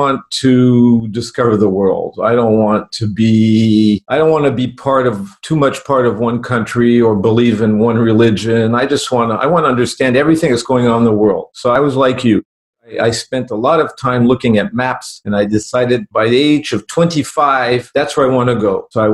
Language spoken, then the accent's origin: English; Berlin, Germany; I was born in Berlin, Germany